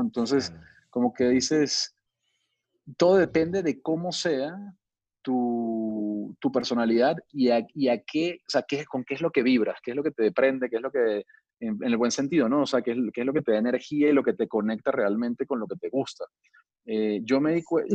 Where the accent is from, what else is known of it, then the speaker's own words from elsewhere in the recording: Venezuela; moved away as an adult; also born or lived in Miami, United States / Brazil; now in Mexico; soy venezolano de nacimiento, pero tengo ya muchos años radicado en México